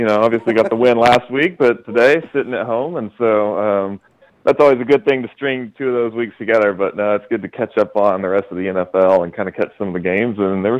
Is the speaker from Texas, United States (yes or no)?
yes; Texas, United States; moved away; because I'm originally from Texas